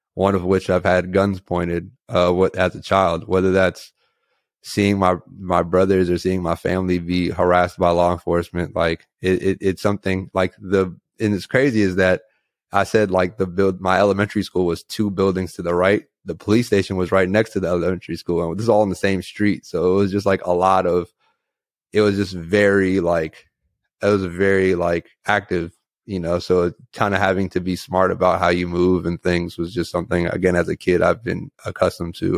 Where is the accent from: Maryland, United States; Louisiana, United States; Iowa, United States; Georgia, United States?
Maryland, United States; Takoma Park; I'm from Tacoma Park, Maryland